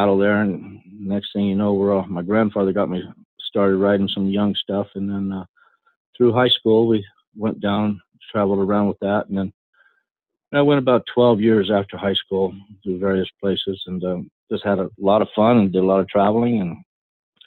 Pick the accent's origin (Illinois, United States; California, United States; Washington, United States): California, United States; Fresno; moved away as an adult; now in Oregon, United States; I was from California, Central California.